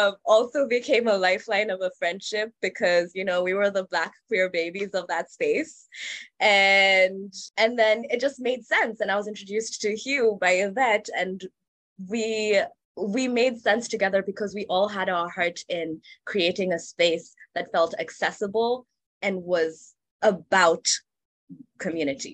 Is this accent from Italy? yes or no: no; Kenya; moved away as an adult; I came from Kenya. That's where I'm from. So I grew up there, did my undergrad there